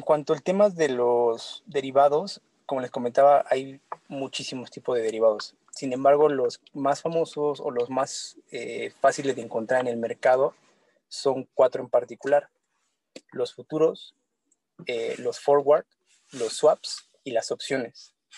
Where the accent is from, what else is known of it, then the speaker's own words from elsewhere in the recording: Mexico; uno como mexicano